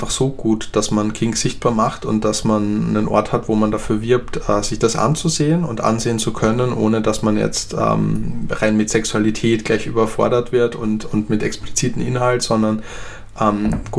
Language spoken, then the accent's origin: German; Graz, Styria, Austria; ich komme zum Beispiel ursprünglich aus Österreich und aus Graz, wo ich herkomme, da hat zum Beispiel äh, Kraft Ebbing gelehrt